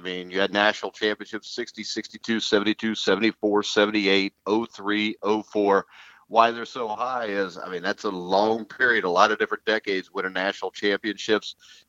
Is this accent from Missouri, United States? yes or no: no; Indiana, United States; growing up in Big Ten country, I'm from Indiana